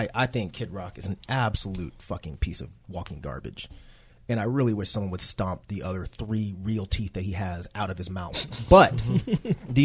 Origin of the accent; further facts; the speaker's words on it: Conyers, Georgia, United States; Growing up in Conyers and being acclimated with country music